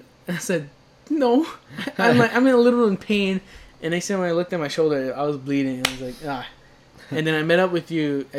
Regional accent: New York City, New York, United States; I mean, we're from Brooklyn.

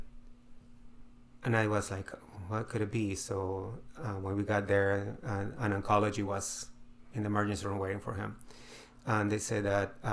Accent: Peru; now in United States; I'm from Peru

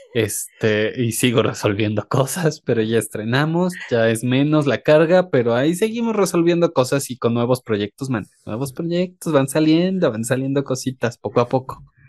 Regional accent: Mexico

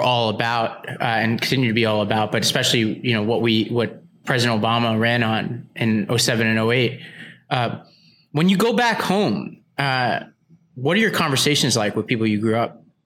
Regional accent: New York City, New York, United States; moved away; I grew up in Staten Island, New York around mostly Trump supporters too.

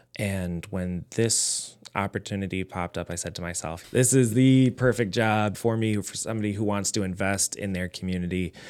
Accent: Lorain, Ohio, United States; I am born and raised in Lorraine.

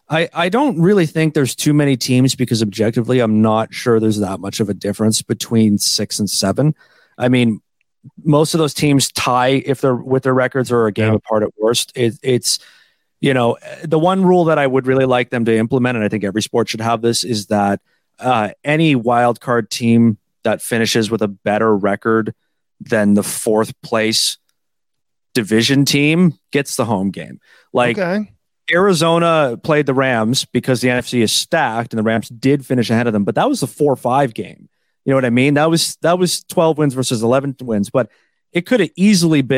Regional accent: Canada; I'm Canadian, Canadian

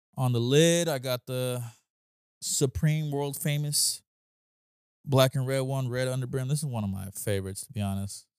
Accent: near San Bernardino, California, United States; now in Los Angeles, United States; that's close to my hometown

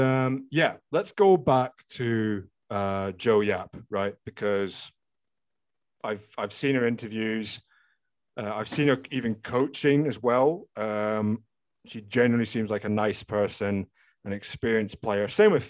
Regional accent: Scotland, United Kingdom; I'm fully Scottish, born and bred in Scotland.

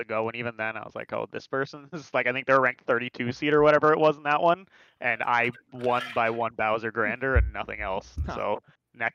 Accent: Canada; I am a Canadian.

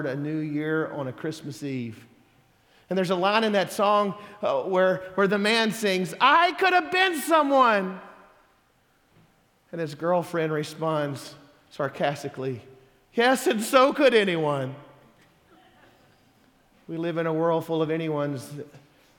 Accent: Mississippi, United States; moved away; I'm from Mississippi

